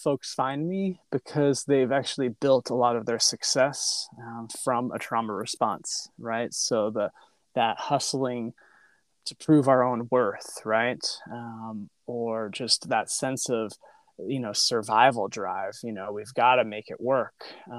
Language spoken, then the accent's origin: English; New York, United States; now in San Francisco, United States; New York. Oh. One accent though.